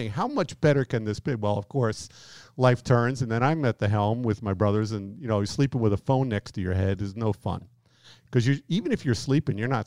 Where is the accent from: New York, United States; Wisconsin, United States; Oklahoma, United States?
New York, United States; moved away; i have been out here 18 years, and I've been told that my accent has really you know, decreased. People rarely know that I'm from New York.